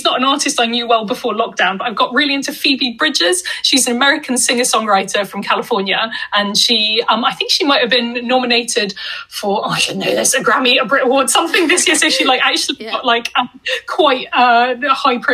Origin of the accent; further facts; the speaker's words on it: Hong Kong; moved away; Since I was like 10 or 11 years old when I grew up in Hong Kong